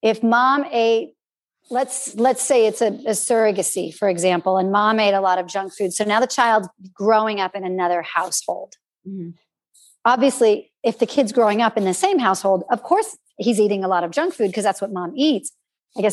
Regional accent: California, United States; also born or lived in Austria; we're from California.

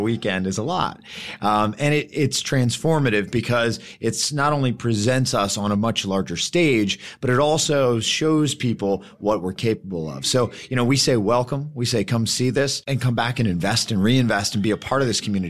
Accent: Salisbury, Maryland, United States; born and raised here, like myself

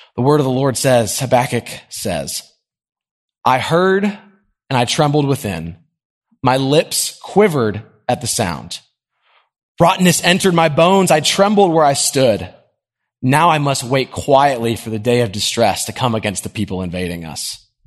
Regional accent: Nashville, Tennessee, United States; I grew up in Nashville. This is a great place to live

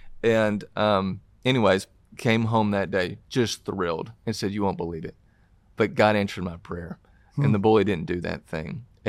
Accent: Tennessee, United States; accent: Southern; from Tennessee, and obviously from my accent, you can tell I'm from the South in this.

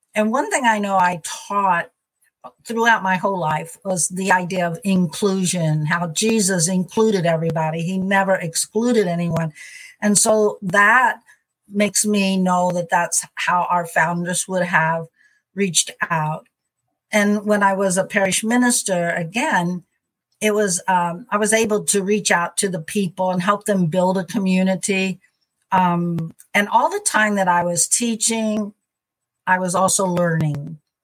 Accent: Missouri, United States; I'm from Missouri, and I'm uh, in Missouri right now in St. Louis, and that's where I've mostly spent my life and my mission

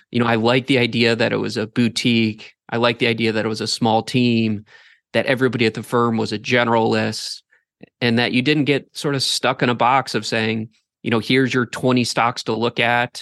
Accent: Northeast Ohio, United States; I grew up in Northeast Ohio, went to school up there

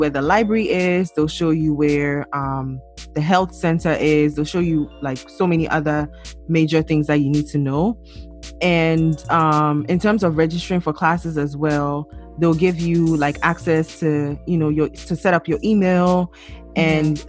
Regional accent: Ghana; moved away as an adult; now in United States; I'm from Ghana

